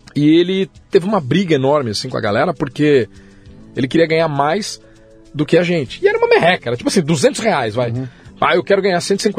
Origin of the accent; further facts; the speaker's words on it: Guarulhos, São Paulo, Brazil; eu nasci em São Paulo, mas nunca morei em São Paulo. Eu uhum. moro em Guarulhos desde o meu nascimento